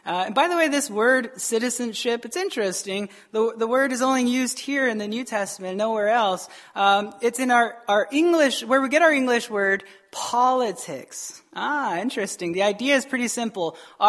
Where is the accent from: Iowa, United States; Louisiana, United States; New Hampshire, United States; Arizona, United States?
Arizona, United States; Tucson; now in Wisconsin, United States; This is Wisconsin, I understand, right? I came from Arizona, and I can name like two or three bars in all of Tucson, Arizona.